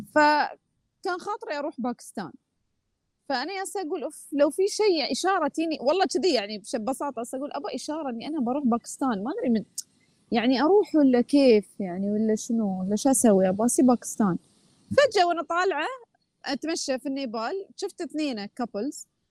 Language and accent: Arabic; Oman; اني انا من عمان